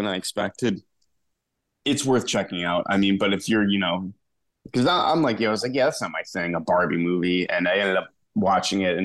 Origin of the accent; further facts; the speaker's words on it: East Coast, United States; moved away as an adult; also born or lived in Connecticut; now in Texas, United States; growing up on the East Coast.